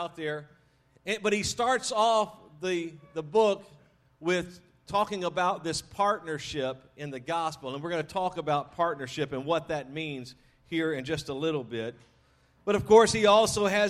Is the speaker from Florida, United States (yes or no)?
no; Louisiana, United States; moved away; I was raised in Louisiana